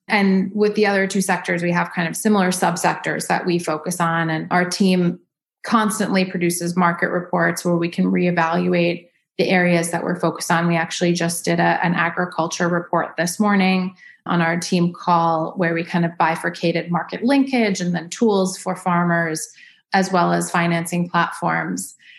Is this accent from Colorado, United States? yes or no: no; New York City, New York, United States; also born or lived in Los Angeles; now in Dallas, United States; I grew up in New York City.